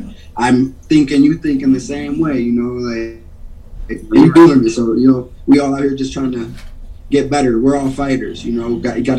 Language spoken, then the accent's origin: English; Beloit, Wisconsin, United States; also born or lived in New Orleans / Houston, Mississippi; I was born in Beloit, Wisconsin, and I'm not sure how long we were there, but when I was real young, we moved to New Orleans, and then, you know, Hurricane Katrina, 05, so we evacuated, moved to Houston, Mississippi, then bang, back to Wisco.